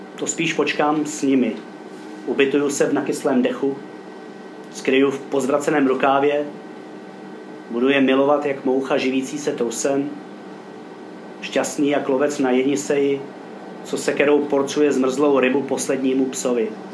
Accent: Roudnice nad Labem, Ústí nad Labem Region, Czechia; also born or lived in Kyjov; já žiju v rovnici od svých dvou let

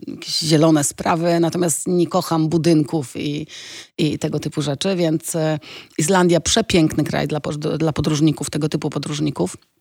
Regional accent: Poland; moved away as an adult; also born or lived in Italy; jak wyjechałam z Polski, to wiesz, no Polska była trochę wtedy szara, to były lata 90., ja miałam 19 lat

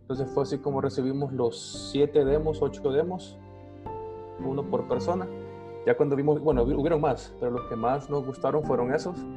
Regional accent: El Salvador; Podemos decir que soy una persona, un salvadoreño del común

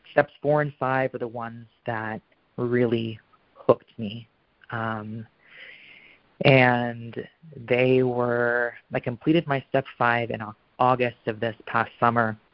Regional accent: Portland, Oregon, United States; also born or lived in New York; I'm from Portland, Oregon

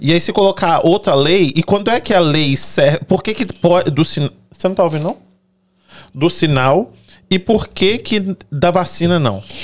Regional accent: Brazil; moved away as an adult; eu sou brasileiro também, saí de lá com 19 anos, quase 20

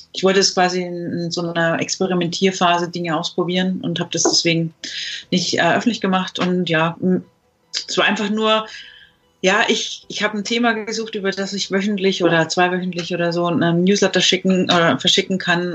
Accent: Franconia, Germany; bei uns in Franken

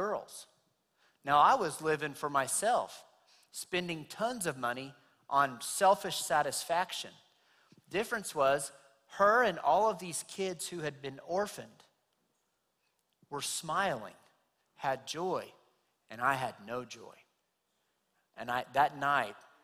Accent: Clovis, United States; I'm from Clovis, right down the street, born and raised

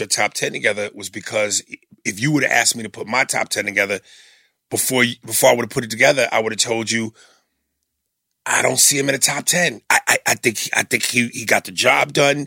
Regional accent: New York City, New York, United States; being a New Yorker

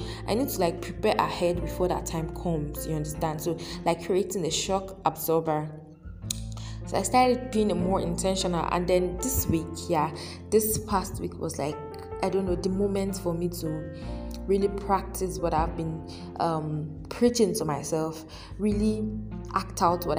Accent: Nigeria; as an African, as a Nigerian to be specific, as a Yoruba lady

